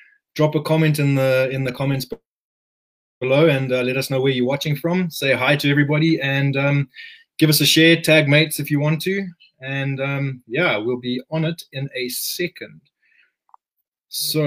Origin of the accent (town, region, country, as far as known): Bulawayo, Zimbabwe; born or raised there